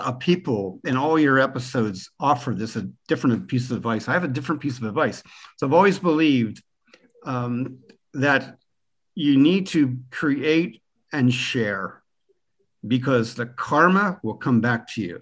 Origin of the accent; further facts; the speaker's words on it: Pennsylvania Dutch Country, United States; moved away as an adult; also born or lived in Germany; now in Ireland; I was born in Pennsylvania Dutch territory where the signs for Trump are still up in the front yard and where people are proud Americans. So I grew up there among the Amish